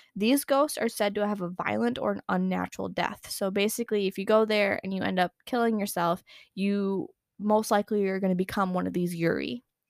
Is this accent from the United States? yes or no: yes; United States; accent: American; My American accent